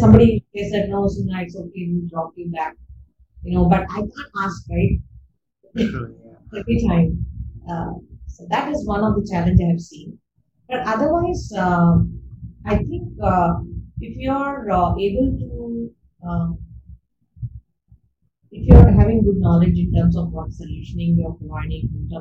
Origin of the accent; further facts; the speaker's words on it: Bangalore, Karnataka, India; I'm a Bangalorean. I'm born and brought up in Bangalore, and I love Bangalore